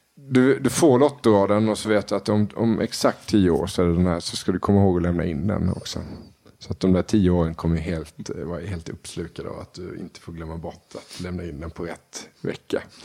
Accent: Småland, Sweden; Jag är smålänning

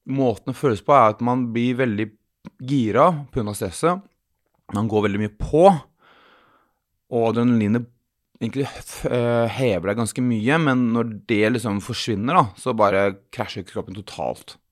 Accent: Sandefjord, Vestfold, Norway; jeg er fra Sandefjord

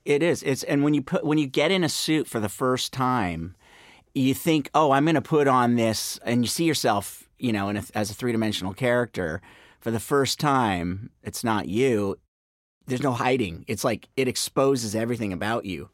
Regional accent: Marin County, Bay Area, California, United States; moved away as an adult; also born or lived in New York; now in Los Angeles, United States; I grew up in the Bay Area, up in Marin County, um, and moved down to LA to go to UCLA.

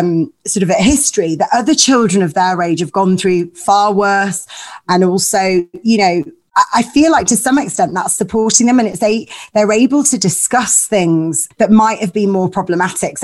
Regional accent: Leeds, Yorkshire and the Humber, United Kingdom; My parents are both Greek Cypriot. They met at university and then I grew up in Leeds

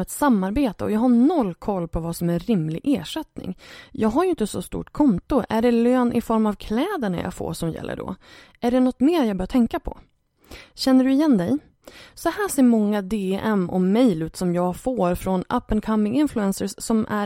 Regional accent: Gothenburg, Västra Götaland, Sweden; jag är ju från Göteborg.

